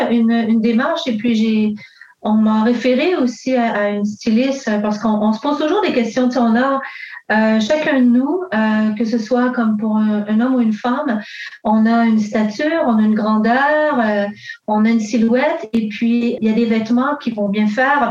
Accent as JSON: {"language": "French", "town": "Montreal", "region": "Quebec", "country": "Canada", "tie": "born or raised there", "said": "je suis née ici à Montréal euh, d'une mère québécoise et euh, mon père est italien"}